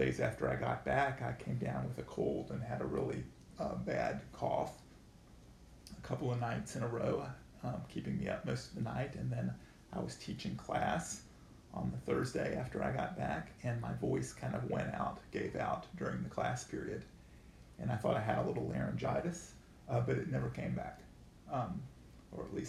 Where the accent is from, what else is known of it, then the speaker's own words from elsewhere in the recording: Atlanta, Georgia, United States; moved away as an adult; now in St. Paul, United States; I grew up in Atlanta, Georgia.